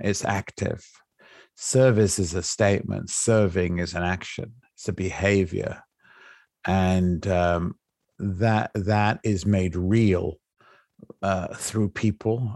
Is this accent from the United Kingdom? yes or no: yes; England, United Kingdom; moved away; I came from England, right? I'm English